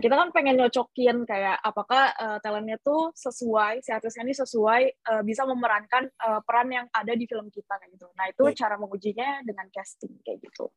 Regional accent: Bogor, West Java, Indonesia; moved away as an adult; also born or lived in Curup, Bengkulu; now in Surabaya, Indonesia; pas gue TK tuh pada pindah uh, ngerantau ke Bogor

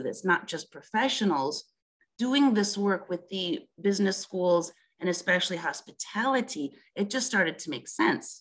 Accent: Milwaukee, Wisconsin, United States; moved away as an adult; now in France; I was born in Milwaukee, Wisconsin.

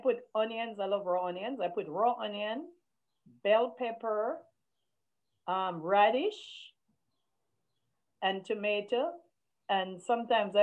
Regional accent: Jamaica; as a Jamaican and a West Indian, we also have green boiled banana for breakfast

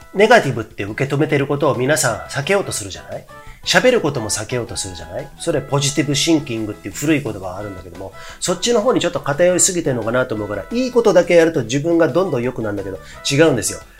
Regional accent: Komae, Tokyo, Japan; 東京狛江市っていうとこ僕出身なんですけど

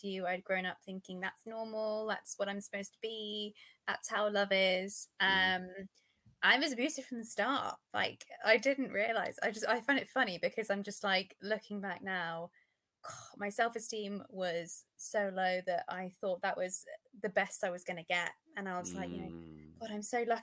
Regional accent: United Kingdom; I'm British

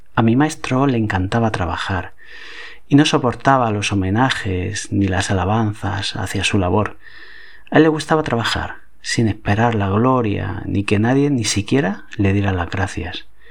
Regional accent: Cox, Valencian Community, Spain; en mi pueblo, en Cox

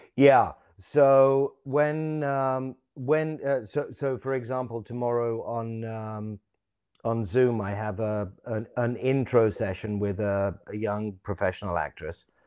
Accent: London, United Kingdom; I was born in England, born in London, went to school here. until I was about sixteen.

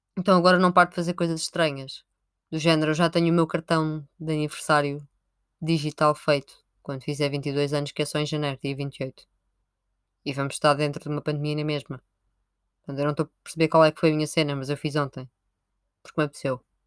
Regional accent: Sintra, Lisbon, Portugal; Eu sou de Sintra

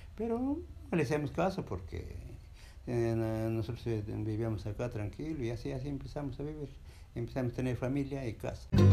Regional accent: Jauja, Junín, Peru; moved away as an adult; yo soy de la provincia de Jauja. En las épocas del año 1965 empecé el colegio

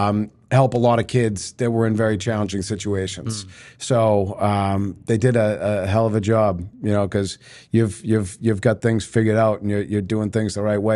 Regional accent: North Andover, Massachusetts, United States; What's funny is I grew up in North Andover.

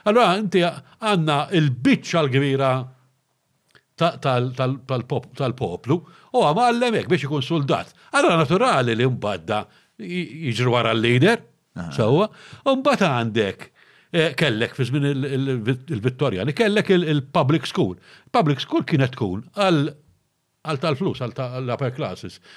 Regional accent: Malta; aħna trifti, aħna eh, hardworking.

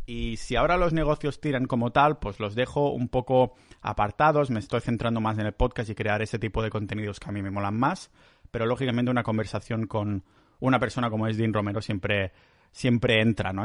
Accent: Catalonia, Spain; accent: Catalan-influenced; Spanish is a second language; Yo tengo que practicar aún muchísimo, muchísimo español, porque sigo, sigo metiendo catalanadas, me sigo liando con palabras, tengo un acento súper raro

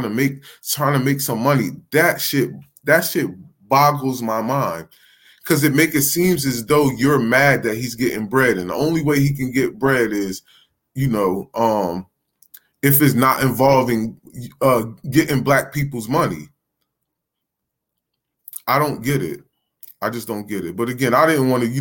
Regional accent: New Jersey, United States; I'm from New Jersey

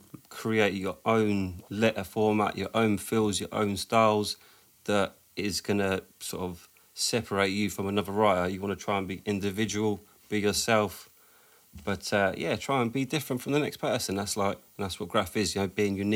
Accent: London, United Kingdom; growing up in Southwest

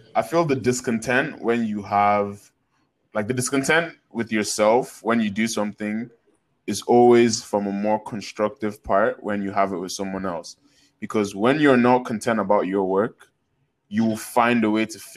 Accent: Nigeria; we're all Nigerian boys now

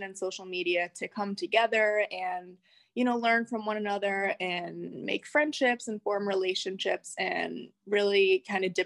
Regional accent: Rochester, New York, United States; I'm from Rochester, New York, which is upstate New York

